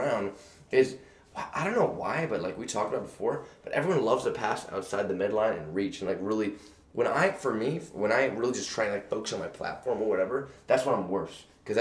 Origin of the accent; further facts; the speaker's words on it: East Coast, United States; we were raised up in the East Coast.